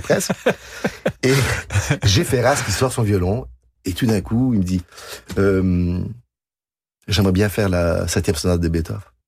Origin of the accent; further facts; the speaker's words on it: Quebec, Canada; accent: Québécois; also born or lived in France; Je suis né en France, de parents français, arrivé au Québec. Le Québec m'a tout donné.